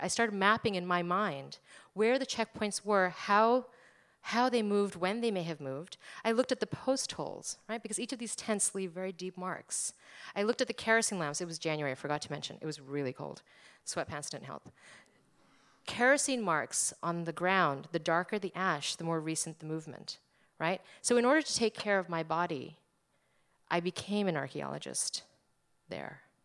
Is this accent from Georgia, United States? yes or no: no; New Jersey, United States; I was born in America. I was brought up in America. I'm from New Jersey